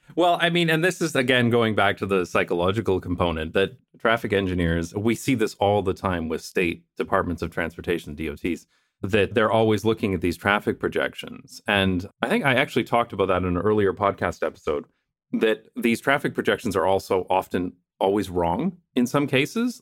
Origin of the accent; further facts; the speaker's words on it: London, Ontario, Canada; moved away as an adult; now in Netherlands; my hometown of London, Ontario